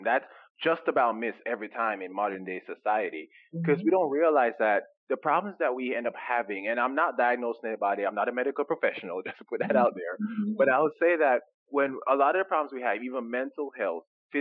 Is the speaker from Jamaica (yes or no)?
yes; Jamaica; moved away; growing up in Jamaica, when we come over here from Jamaica